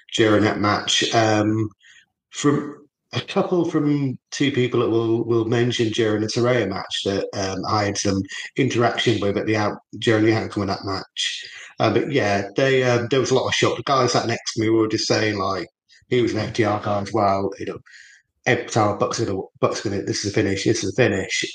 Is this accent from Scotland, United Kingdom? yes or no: no; Norwich, East of England, United Kingdom; moved away; so I lived in Norwich, where Terrell was born and brought up. for the bulk of my sort of childhood